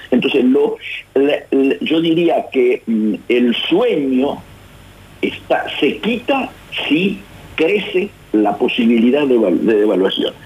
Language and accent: Spanish; Patagonia, Argentina; moved away as an adult; also born or lived in Resistencia, Chaco, Argentina; now in Buenos Aires, Argentina; yo, nacido, nacido en Resistencia Chaco y criado en la Patagonia